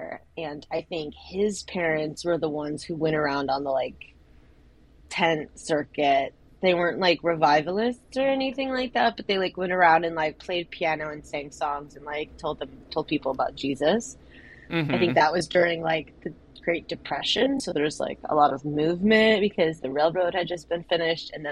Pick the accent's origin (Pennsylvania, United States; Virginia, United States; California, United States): California, United States; San Diego; I'm actually from San Diego